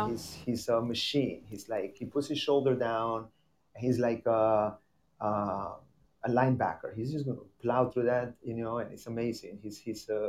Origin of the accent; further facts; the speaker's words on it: Miami, Florida, United States; also born or lived in Rotterdam; it was wonderful to come back to my town and speak the way I speak